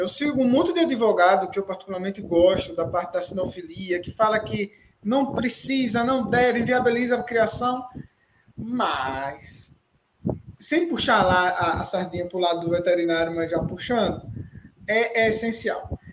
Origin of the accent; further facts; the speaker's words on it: Recife, Pernambuco, Brazil; also born or lived in Serra Talhada; eu sou de Pernambuco, né, Recife